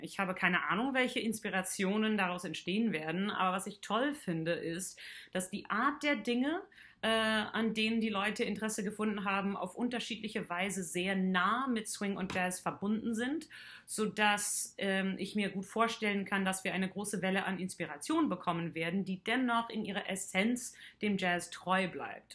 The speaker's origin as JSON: {"language": "German", "country": "Canada", "moved": "yes", "lives_now": "Heidelberg, Germany", "said": "Ich komme aus Kanada und wohne schon seit einigen Jahren"}